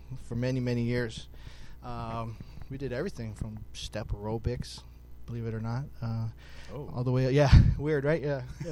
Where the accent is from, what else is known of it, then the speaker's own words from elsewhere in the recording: Hawaii, United States; moved away; we grew up in Hawaii